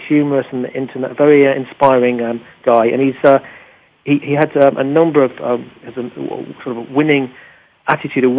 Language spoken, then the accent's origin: English; England, United Kingdom; as an Englishman